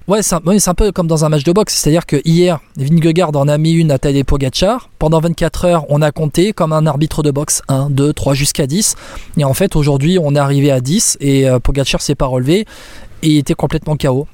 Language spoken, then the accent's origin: French; France; quand on est français